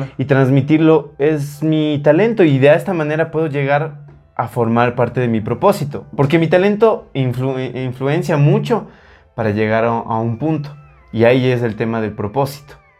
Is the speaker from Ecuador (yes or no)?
yes; Ecuador; muchos ecuatorianos tenemos